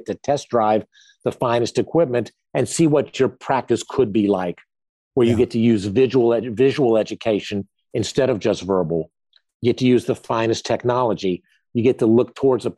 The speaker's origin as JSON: {"language": "English", "town": "Greensboro", "region": "North Carolina", "country": "United States", "tie": "born or raised there", "said": "I chose to live in my hometown of Greensboro, North Carolina"}